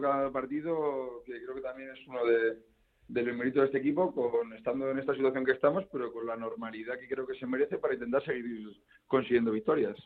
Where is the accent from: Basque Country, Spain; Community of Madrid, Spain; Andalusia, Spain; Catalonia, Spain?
Community of Madrid, Spain; yo como madrileño